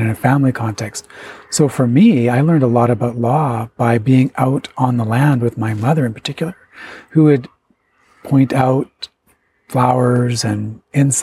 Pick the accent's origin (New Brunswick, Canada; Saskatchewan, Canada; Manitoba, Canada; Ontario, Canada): Ontario, Canada; Chippewas of Nawash First Nation, Georgian Bay; I'm of the Otter clan from the Chippewa of the Nawash First Nation in Ontario on the shores of Georgian Bay